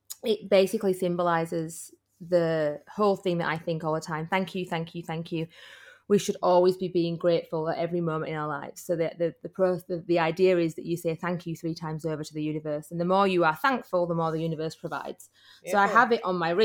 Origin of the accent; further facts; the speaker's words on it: Yorkshire and the Humber, United Kingdom; I'm from Yorkshire